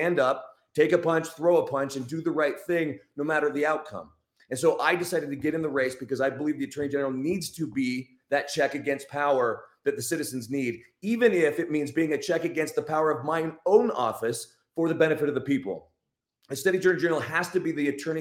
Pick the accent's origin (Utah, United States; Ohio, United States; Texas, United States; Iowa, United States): Utah, United States; I'm from Utah, grew up in Utah, went to BYU